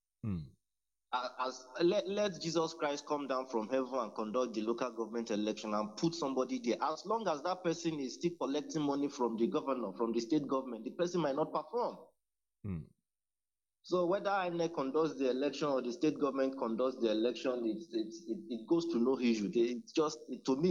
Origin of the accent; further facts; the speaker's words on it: Ikere, Ekiti, Nigeria; I'm from Ikere Ekiti